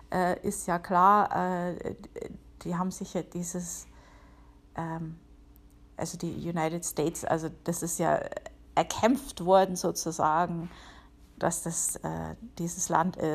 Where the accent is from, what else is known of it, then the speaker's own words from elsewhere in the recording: Bavaria, Germany; Wie man hören kann, ich bin ja aus Bayern, ähm, genau zu sein aus der Oberpfalz. Und ich bin halt irgendwie auch so, so ein grantiger Oberpfälzer manchmal.